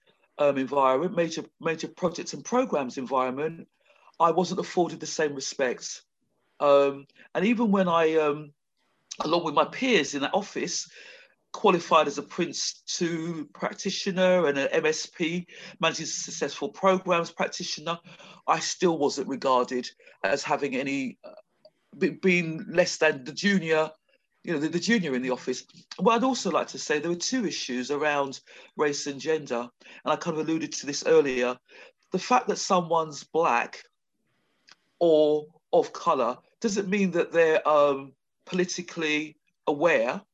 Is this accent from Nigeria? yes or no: no; London, United Kingdom; accent: Queen's English; I'm clearly a Londoner, and I speak the Queen's English